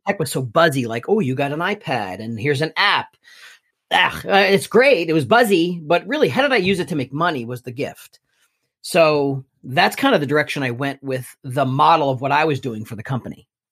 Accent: Elizabeth, New Jersey, United States; I was born and raised in Elizabeth, New Jersey

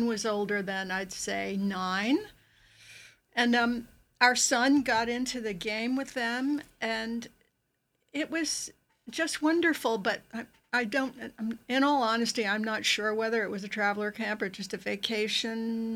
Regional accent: Sagaponack, New York, United States; I grew up in Sagaponack

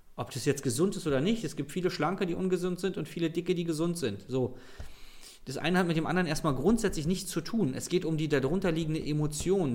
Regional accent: Berlin, Germany; ich komme aus Berlin, ich rede halt so

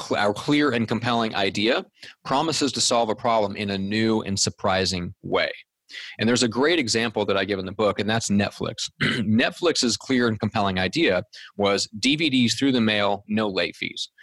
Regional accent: Omaha, Nebraska, United States; When I was growing up in Omaha, Nebraska

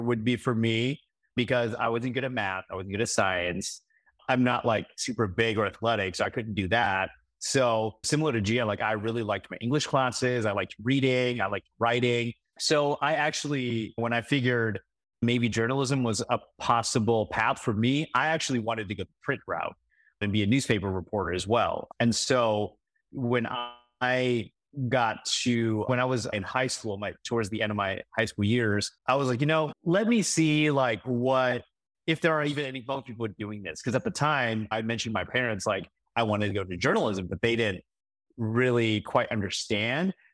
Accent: Saint Paul, Minnesota, United States; moved away as an adult; now in Des Moines, United States; I grew up in East Saint Paul

